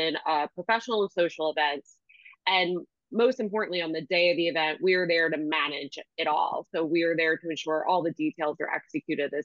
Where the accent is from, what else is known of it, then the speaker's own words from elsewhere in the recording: Washington Township, New Jersey, United States; the community that I grew up in Washington Township